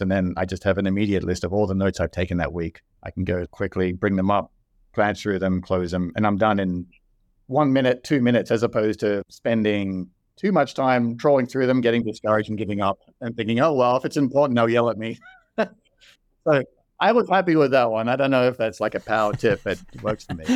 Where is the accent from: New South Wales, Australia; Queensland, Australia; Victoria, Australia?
New South Wales, Australia; Sydney; moved away as an adult; also born or lived in Seattle / Dublin, Ireland; now in Austin, United States; I grew up in Sydney, Australia. I moved to the U S in twenty fourteen.